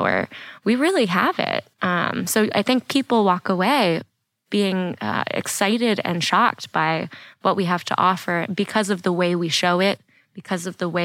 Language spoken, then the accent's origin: English; just outside D.C., Maryland, United States; also born or lived in Washington, D.C.; I am from the D.C. area. I was born in D.C. and I was raised just outside Maryland.